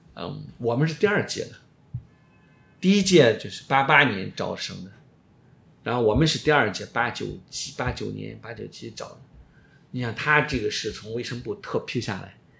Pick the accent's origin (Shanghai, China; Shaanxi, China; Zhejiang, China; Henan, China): Shaanxi, China; moved away as an adult; also born or lived in Xi'an; now in Beijing, China; 我来自陕西，我们陕西整个省好像都没有博士那个概念